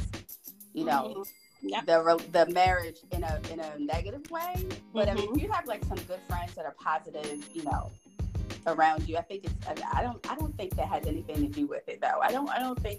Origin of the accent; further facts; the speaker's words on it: Baltimore, Maryland, United States; Baltimore, Maryland. I grew up in Baltimore City. Yep. Born and raised.